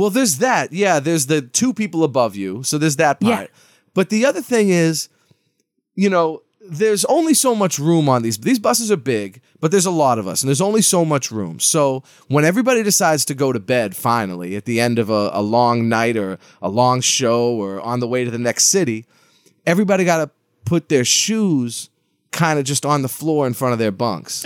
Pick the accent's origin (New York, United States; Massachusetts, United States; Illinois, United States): Massachusetts, United States; Lawrence; I'm from Lawrence, Massachusetts